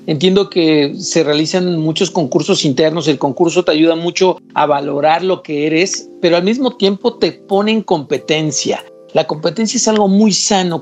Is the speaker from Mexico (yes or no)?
yes; Mexico; como mexicanos eh, vivimos de esta resiliencia continua, pero al mismo tiempo somos muy creativos